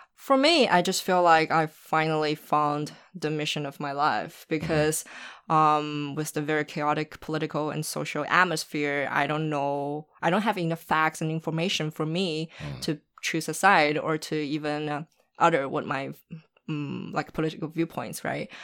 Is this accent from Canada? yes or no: no; Shanghai, China; also born or lived in Los Angeles, United States; I'm born and raised in Shanghai, China